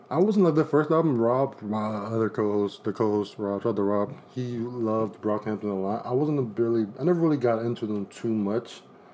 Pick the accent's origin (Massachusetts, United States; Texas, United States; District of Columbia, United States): District of Columbia, United States; Washington; I'm not from New York. I'm from D.C., actually.